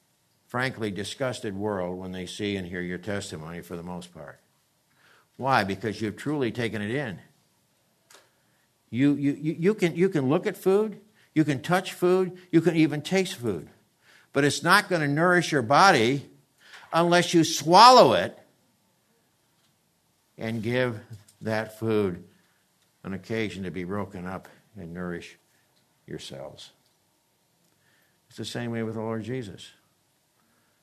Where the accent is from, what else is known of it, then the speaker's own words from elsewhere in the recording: the East, United States; now in California, United States; I grew up in the East